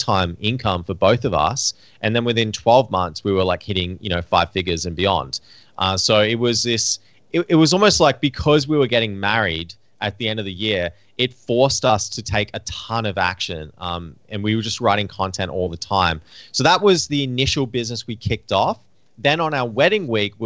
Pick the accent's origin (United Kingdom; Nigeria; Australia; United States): Australia; now in Vancouver, Canada; growing up in Australia